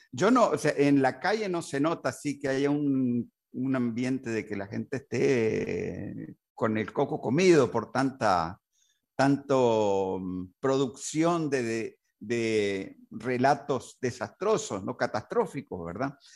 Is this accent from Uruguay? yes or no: yes; Uruguay; born there; en Uruguay particularmente, que yo nací en Uruguay.